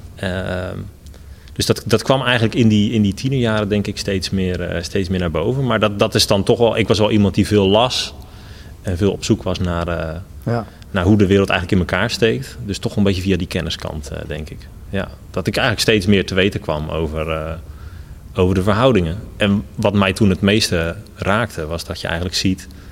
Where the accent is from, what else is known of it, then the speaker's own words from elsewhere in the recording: Netherlands; also born or lived in Rotterdam; now in Gouda, Netherlands; helemaal als Nederlander